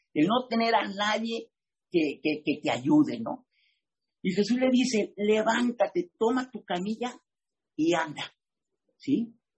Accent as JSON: {"language": "Spanish", "country": "Mexico", "said": "soy mexicano"}